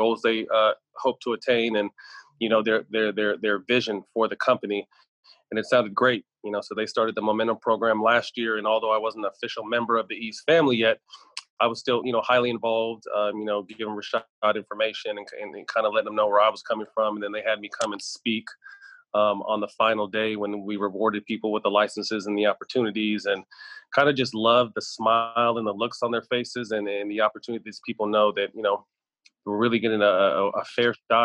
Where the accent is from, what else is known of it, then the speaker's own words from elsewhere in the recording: Sacramento, California, United States; my hometown of Sacramento